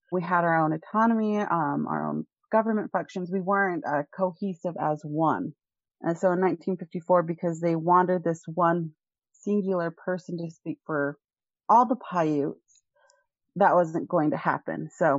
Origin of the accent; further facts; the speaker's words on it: Enoch, Utah, United States; I grew up in rural Utah in a town called Enoch, Utah. It actually, if you were to think about it, is a suburban of Cedar City, but it's its own town. We have our own mayor, our own city offices.